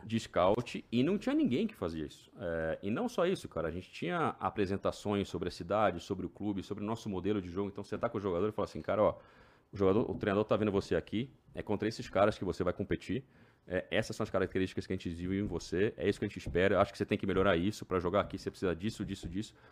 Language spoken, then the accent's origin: Portuguese; Brazil; moved away as an adult; also born or lived in Maryland, United States; now in Orlando, United States; sou brasileiro